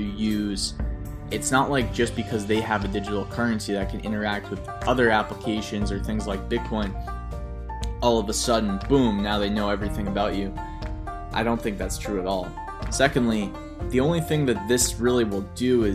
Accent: United States; I'm an American

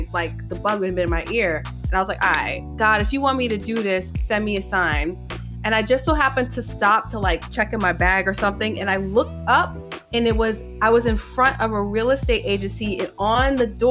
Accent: New York City, New York, United States; also born or lived in Queens / Manhattan; I was born in Queens, raised in the Bronx, went to school in Manhattan.

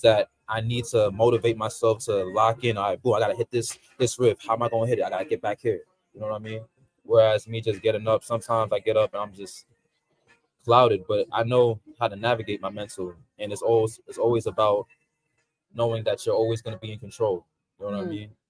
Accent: New York City, New York, United States; also born or lived in Queens, New York; born and raised in Brooklyn, New York. Now I currently live in Queens.

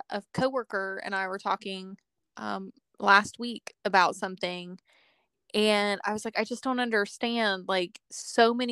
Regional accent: Okinawa, Japan; born there; I mean, I was born in Okinawa

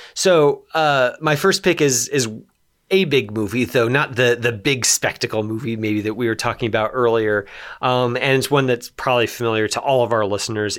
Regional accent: Los Alamos, New Mexico, United States; I grew up in Los Alamos.

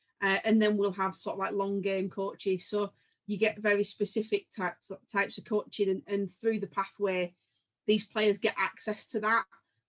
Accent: England, United Kingdom; And I think we're really proud from England of the amount of very, very good players we've produced.

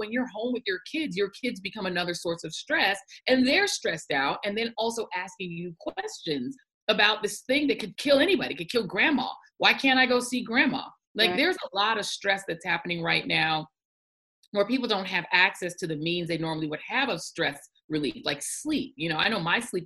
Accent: Denver, Colorado, United States; when I was growing up in Denver, when I was growing up there

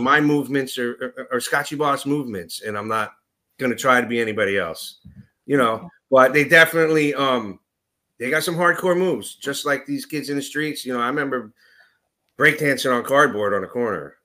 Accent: New York City, New York, United States; now in North Jersey, United States; I grew up in Astoria, Queens

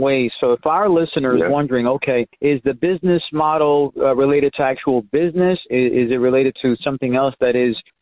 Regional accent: New York City, New York, United States; now in Dallas, United States; I grew up in Spanish Harlem

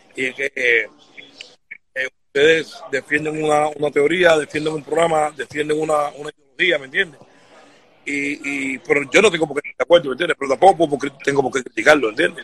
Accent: Cuba; nosotros como cubanos

